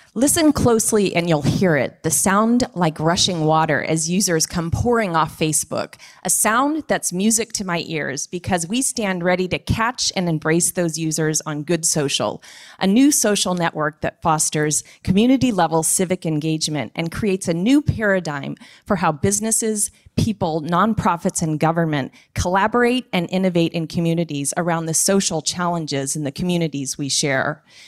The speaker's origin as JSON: {"language": "English", "area": "the Bay Area", "region": "California", "country": "United States", "said": "I am from the Bay Area"}